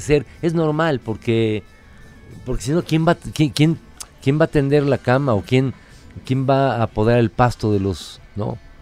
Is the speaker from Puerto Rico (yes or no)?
no; Mexico City, Mexico; also born or lived in Tulancingo, Hidalgo; particularmente como chilangos